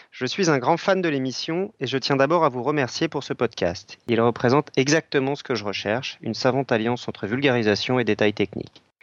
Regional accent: Belgium; Déjà, je suis belge, donc c'est mal parti.

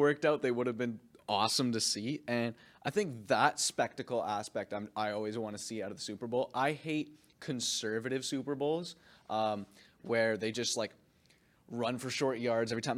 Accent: Canada; I'm a Canadian kid

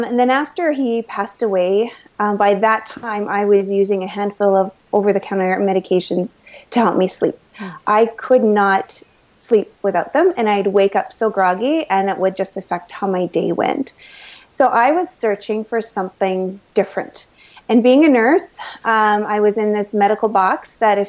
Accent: Manitoba, Canada; I am a Canadian girl, raised most of my life in Manitoba

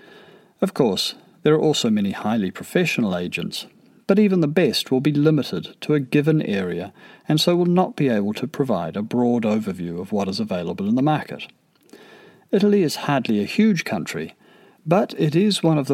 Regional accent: New Zealand; I'm a New Zealander

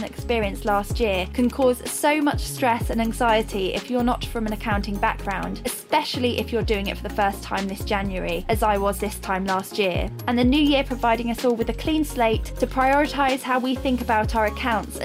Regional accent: Milton Keynes, South East England, United Kingdom; we're at Xero HQ in Milton Keynes, which is my hometown

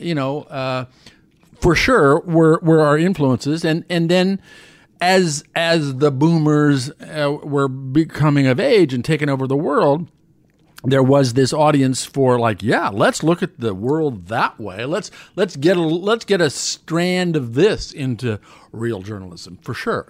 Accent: Omaha, Nebraska, United States; moved away as an adult; now in New York, United States; growing up in Omaha

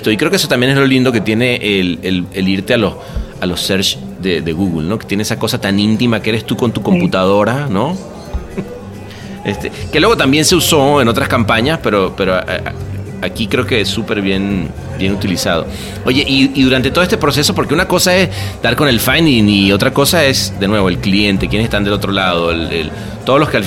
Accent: Argentina; haber crecido dentro de una cultura publicitaria como la Argentina, pues creo que se ayuda a la exportación que ha habido de, gente de la publicidad, ¿no?

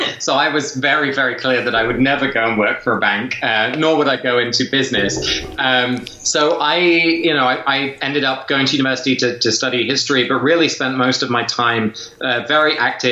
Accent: England, United Kingdom; I was raised in England

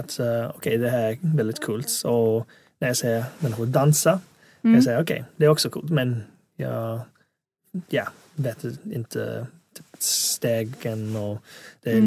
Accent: England, United Kingdom; Swedish is a second language; also born or lived in Hong Kong; now in Sweden; flyttade jag till England när jag var sju

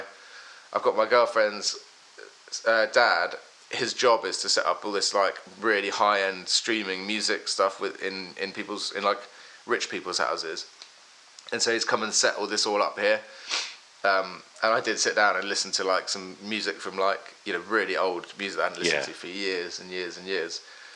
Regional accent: London, United Kingdom; born there; also born or lived in Worthing / Philadelphia; I actually was born in London. I was born in London, then, because I'm half American.

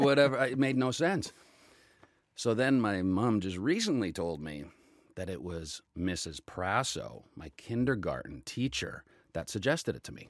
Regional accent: Calgary, Alberta, Canada; did local theater in Calgary, in my hometown.

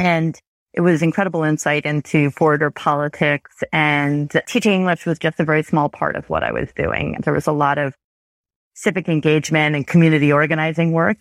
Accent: Chappaqua, New York, United States; also born or lived in France; now in Toronto, Canada; I grew up in New York State, about, in a suburb of New York City.

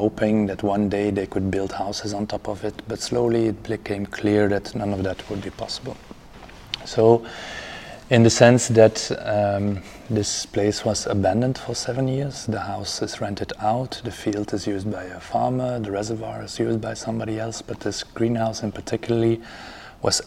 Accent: Ghent, Flanders, Belgium; I'm an architect from Ghent.

